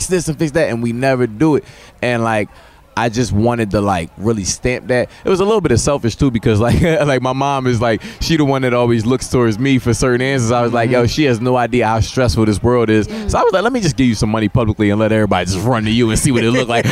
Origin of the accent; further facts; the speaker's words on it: Philadelphia, Pennsylvania, United States; I'm from Philly